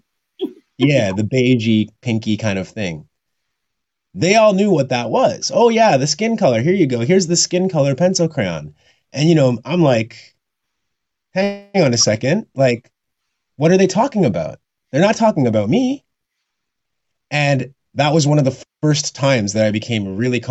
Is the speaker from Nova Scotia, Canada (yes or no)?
no; Red Deer, Alberta, Canada; I was born in Red Deer, Alberta in 1982